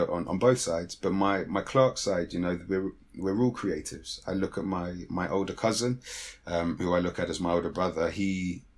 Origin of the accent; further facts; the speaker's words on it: London, United Kingdom; I'm a Londoner through and through. So I mean that in the term that I was born and raised within literally zone one and zone two